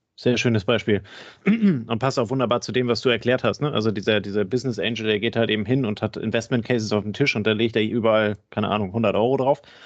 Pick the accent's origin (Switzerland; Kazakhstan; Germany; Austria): Germany; the North, Northern Germany; Ich komme ja selber aus dem Norden